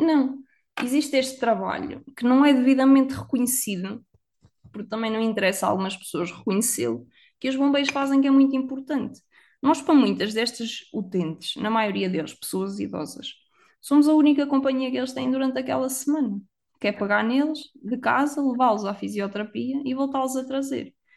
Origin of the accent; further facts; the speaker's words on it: Viseu, Centro, Portugal; moved away; Eu sou de Viseu, a cidade das rotundas.